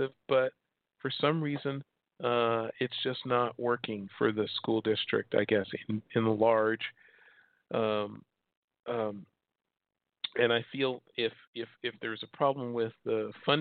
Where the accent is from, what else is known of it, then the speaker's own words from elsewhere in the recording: Chicago, Illinois, United States; moved away as an adult; also born or lived in Oregon; now in Hermosa Beach, United States; I was born and raised in Chicago, moved here in 85.